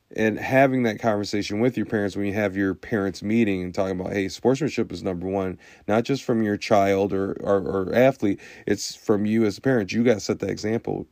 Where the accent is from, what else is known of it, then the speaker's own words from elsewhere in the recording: Lansing, Michigan, United States; I'm from the Lansing area.